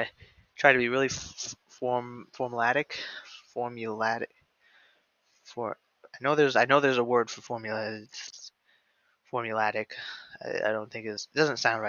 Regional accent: Midwest, United States; I'm from the Midwest.

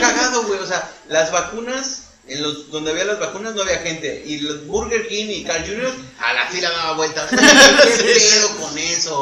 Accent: Mexico; nosotros como mexicanos

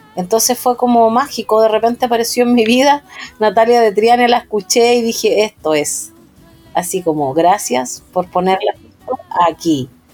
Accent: Biobío, Chile; also born or lived in Concepción; yo crecí en los años 80 en el sur, crecí en el Biobío, en la zona campesina

